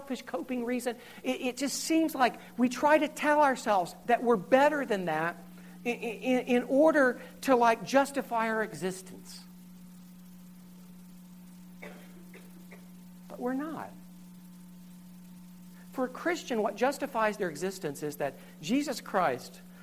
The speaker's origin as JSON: {"language": "English", "region": "Southern Ohio", "country": "United States", "tie": "born or raised there", "said": "I grew up in Southern Ohio. I live in Southern Ohio"}